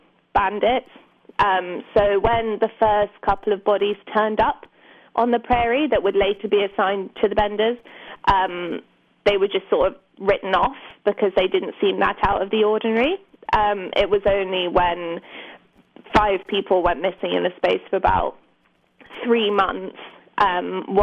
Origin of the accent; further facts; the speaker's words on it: London suburbs, United Kingdom; I grew up in the London suburbs